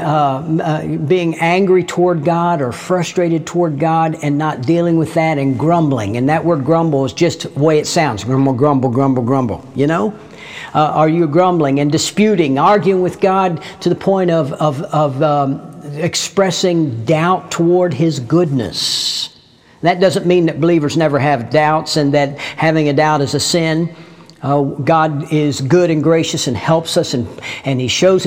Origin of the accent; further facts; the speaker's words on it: United States; in my case, the United States of America